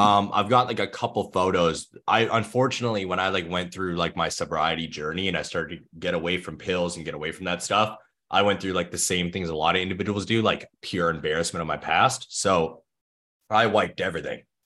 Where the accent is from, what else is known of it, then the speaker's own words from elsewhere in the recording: Thunder Bay, Ontario, Canada; I grew up in Thunder Bay, Ontario, Canada